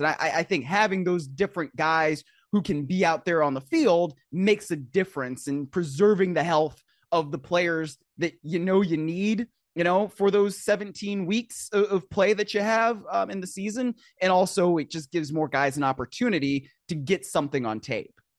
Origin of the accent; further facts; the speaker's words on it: Cleveland, Ohio, United States; I grew up in Cleveland